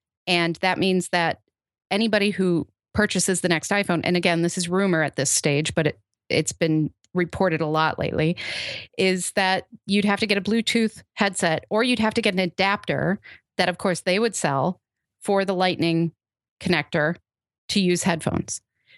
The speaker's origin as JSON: {"language": "English", "town": "Chicago", "region": "Illinois", "country": "United States", "said": "I'm a Chicagoan."}